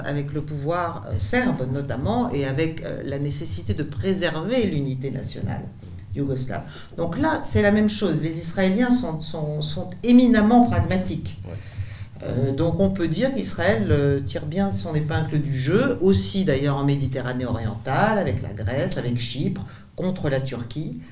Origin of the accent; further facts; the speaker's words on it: France; nous en tant que Français